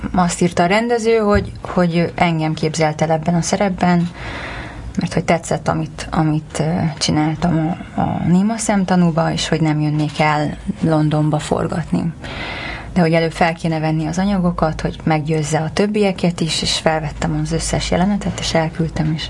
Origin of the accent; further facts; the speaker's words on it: Larchmont, New York, United States; moved away as an adult; also born or lived in Hungary; now in Los Angeles, United States; Azelőtt meg New Yorkban mm, tanultam egyetemen, és ott nőttem fel.